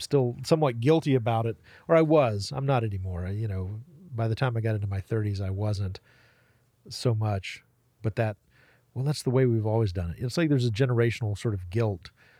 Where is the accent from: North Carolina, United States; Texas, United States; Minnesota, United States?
North Carolina, United States; Waynesville; Relatively close to Asheville. Yeah. Like Waynesville, Haywood County.